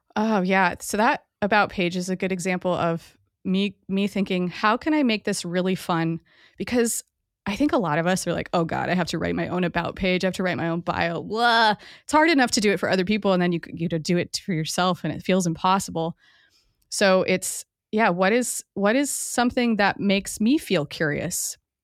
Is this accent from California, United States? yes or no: no; Hawaii, United States; I grew up in Hawaii